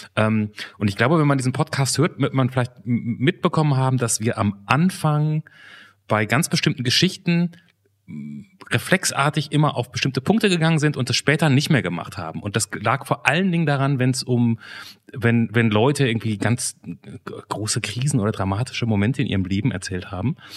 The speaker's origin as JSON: {"language": "German", "country": "Germany", "said": "ich bin ja Deutscher"}